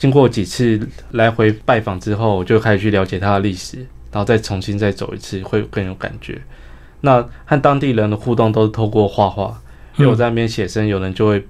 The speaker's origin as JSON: {"language": "Chinese", "region": "Hsinchu", "country": "Taiwan", "said": "因为我是新竹人，其实我也小时候也不生长在台南。"}